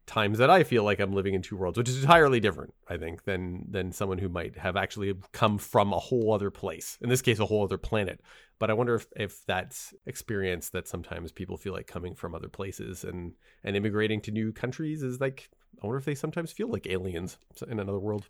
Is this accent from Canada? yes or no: yes; Canada; I was born in Canada.